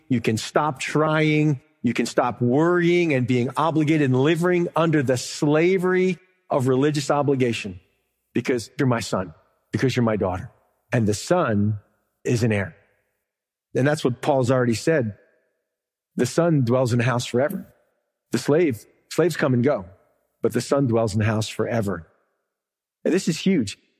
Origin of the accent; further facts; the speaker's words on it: the South, United States; I'm from America. This is my home. I understand it here. I live here. It's not just America, but I'm from the South